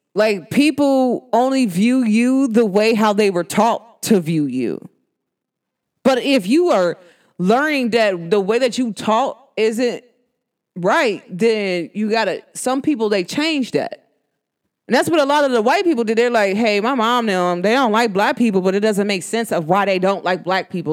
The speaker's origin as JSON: {"language": "English", "country": "United States", "accent": "New York", "said": "my New York accent. Uh, New Jersey slash New York"}